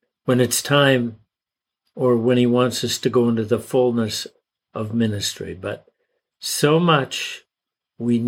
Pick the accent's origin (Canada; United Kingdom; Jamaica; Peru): Canada; I was born in Canada, so I'm a Canadian